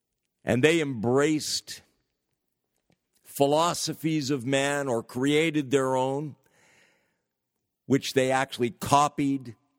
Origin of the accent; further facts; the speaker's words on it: California, United States; I'm originally from the San Francisco Bay Area, and I've lived in many parts of the United States of America, but currently in northern New England